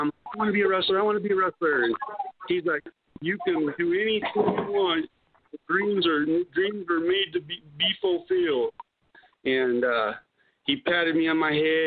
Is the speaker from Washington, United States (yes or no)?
yes; Seattle, Washington, United States; now in Columbia, United States; I'm originally from the West Coast, and my folks up in Seattle, Washington